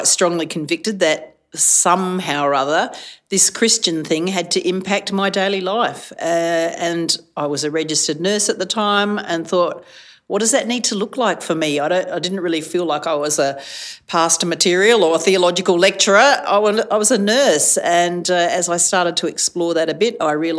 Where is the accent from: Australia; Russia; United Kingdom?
Australia; Adelaide, South Australia; I was from Adelaide